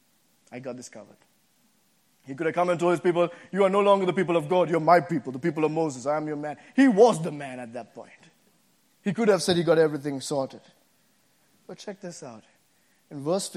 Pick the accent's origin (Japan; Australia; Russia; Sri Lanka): Sri Lanka; moved away as an adult; also born or lived in Boston, United States; now in United States; when I came from Sri Lanka to the States first time to go to college here, I came to Boston